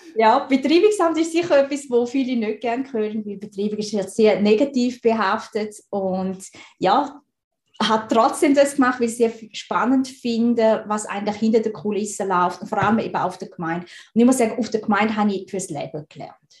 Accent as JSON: {"language": "German", "country": "Switzerland", "tie": "born or raised there", "said": "ich bin in der Schweiz geboren und aufgewachsen"}